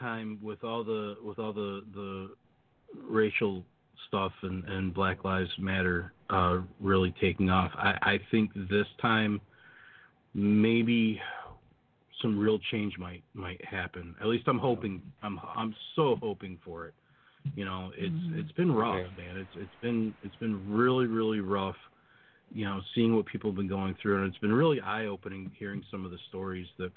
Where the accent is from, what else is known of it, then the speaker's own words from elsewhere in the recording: United States; I love being an American